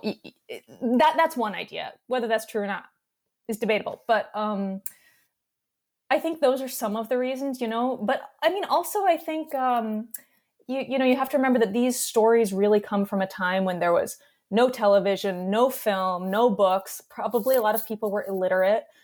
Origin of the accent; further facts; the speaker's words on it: New York, United States; also born or lived in Western North Carolina; I'm, I'm from New York. I'm, I'm a lifelong New Yorker